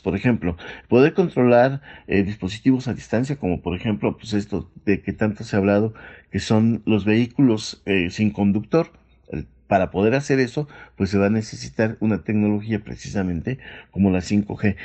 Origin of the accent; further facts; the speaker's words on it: Mexico; nosotros como mexicanos